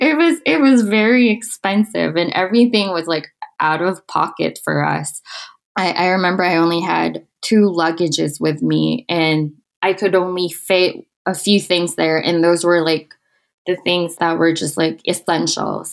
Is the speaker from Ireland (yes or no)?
no; Manila, Metro Manila, Philippines; moved away as an adult; also born or lived in Okinawa, Japan; now in Utah, United States; I am from the Philippines in a city called Manila